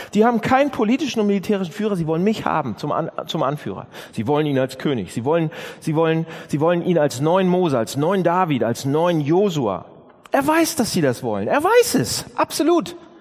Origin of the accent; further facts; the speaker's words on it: Northern Germany, Germany; Wir sind ja Norddeutsche